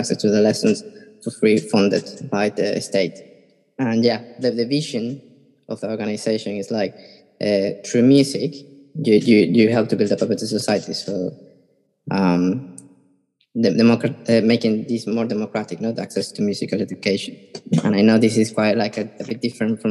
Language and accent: English; Caracas, Capital District, Venezuela; moved away; I come from Venezuela. I was born in Caracas, and I begin my studies in the Sistema in Venezuela